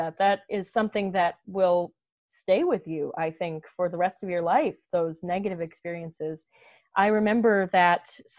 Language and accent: English; Dearborn, Michigan, United States; Growing up in Dearborn, Michigan, there is a minority language, a very vibrant minority language of Arabic speakers in Dearborn.